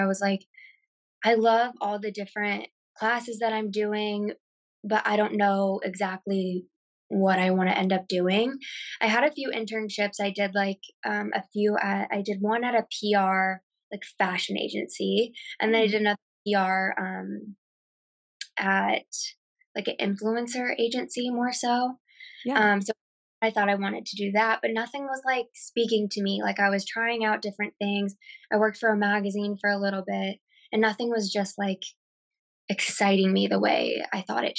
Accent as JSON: {"language": "English", "town": "Kansas City", "country": "United States", "moved": "yes", "said": "I'm from Kansas City originally"}